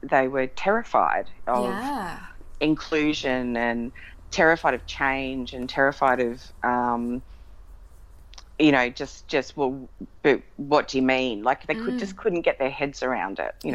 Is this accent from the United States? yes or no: no; Melbourne, Victoria, Australia; we grew up in Melbourne with her side of the family